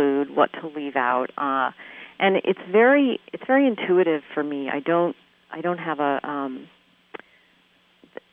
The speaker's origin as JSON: {"language": "English", "area": "Bay Area", "region": "California", "country": "United States", "tie": "born or raised there", "also_born_or_lived": "Midwest", "moved": "as an adult", "said": "I grew up in the Bay Area, spent first 18 of my years here"}